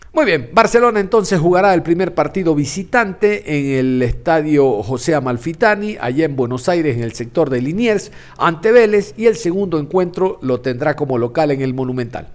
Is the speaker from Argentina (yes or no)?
no; Ecuador; como ecuatoriano